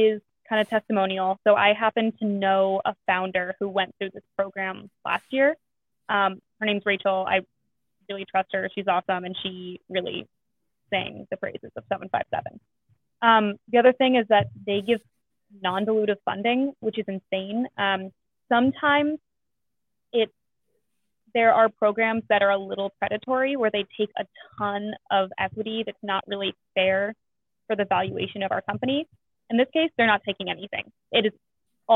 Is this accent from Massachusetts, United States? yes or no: no; Northern Virginia, United States; moved away as an adult; also born or lived in Chicago; I actually am from Virginia, but not from this area. I'm from Northern Virginia, went to school in Chicago